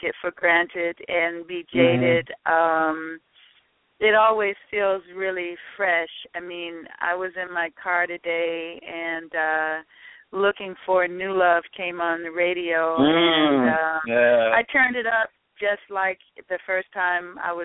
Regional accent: Chicago, Illinois, United States; I'm a girl from Chicago

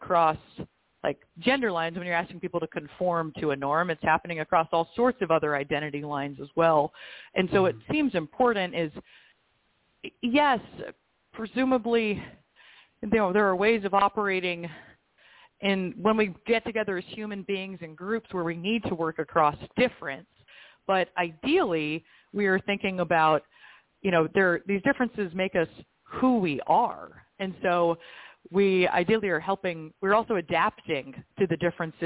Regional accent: United States; also born or lived in Dubai; as an American woman

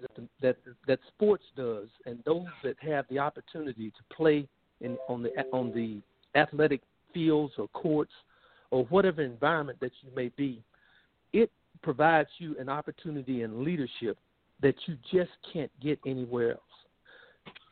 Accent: Columbus, Georgia, United States; moved away as an adult; I grew up in Columbus, Georgia

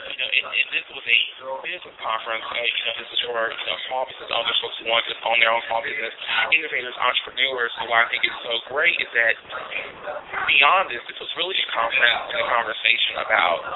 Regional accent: Chicago, Illinois, United States

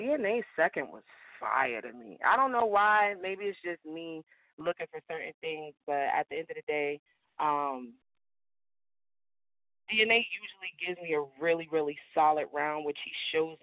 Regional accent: Newark, New Jersey, United States; I'm from Newark

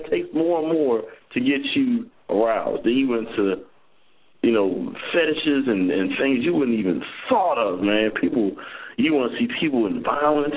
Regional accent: Philadelphia, Pennsylvania, United States; I'm from Philly

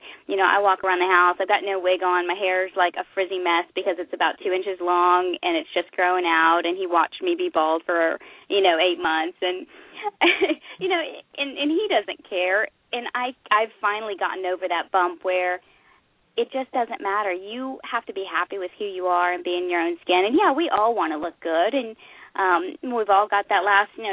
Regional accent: Oklahoma, United States; I grew up in Oklahoma.

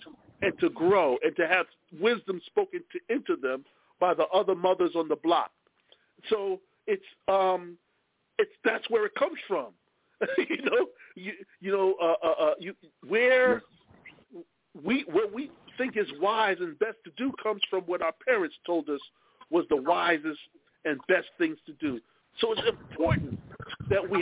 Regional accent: Lakeview, New York, United States; also born or lived in Brooklyn; I still have family in the city, but I grew up on Long Island, so I got both

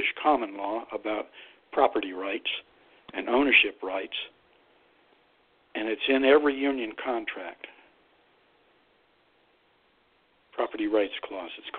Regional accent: Youngstown, Ohio, United States; I grew up in Youngstown, Ohio, about 4 miles from Lordstown.

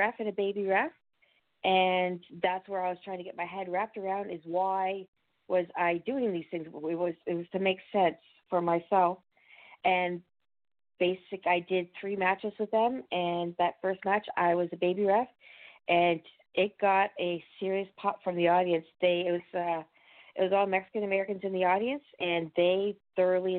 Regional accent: Canada; also born or lived in the Maritimes; I'm Canadian. I'm based out of the Maritimes

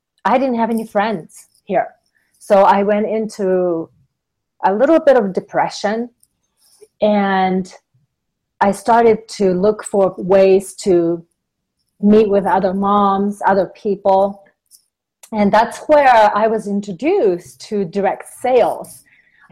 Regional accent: Japan; also born or lived in Southern California; now in Western Colorado, United States; I'm originally from Japan

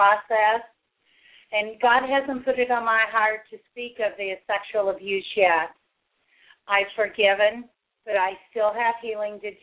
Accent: St. Joseph, Missouri, United States; I grew up in St. Joseph, Missouri

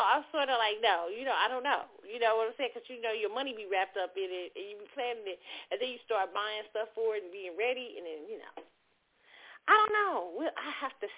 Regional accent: Kansas City, United States; moved away; I went to my hometown, KC.

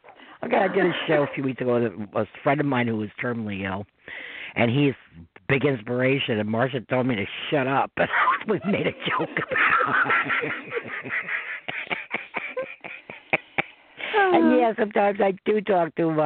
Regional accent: Westchester, New York, United States; accent: New York; somebody like me from Westchester

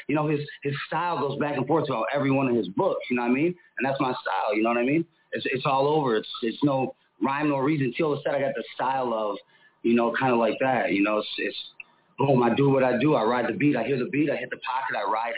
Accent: Buffalo, New York, United States; now in Phoenix, United States; I'm from Phoenix. I live in Phoenix, and I'm from Buffalo, New York. {S1} Okay. {S6} Originally, so I kind of represent 716 to 602 Buffalo.

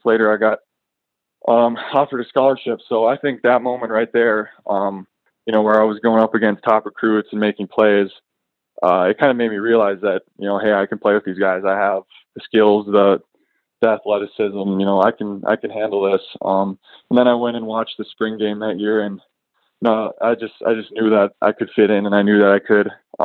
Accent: Jamestown, North Dakota, United States; I grew up in Jamestown, North Dakota, a little small town of about 15,000 people in central Nodak.

